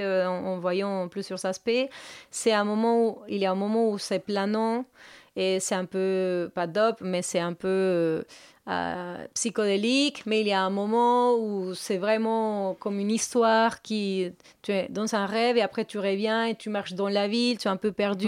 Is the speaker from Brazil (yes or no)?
no; Colombia; French is a second language; moved away as an adult; now in Paris, France